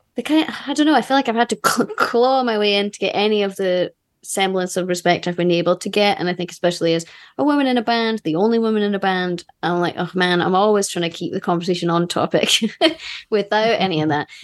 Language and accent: English; Scotland, United Kingdom; I'm Scottish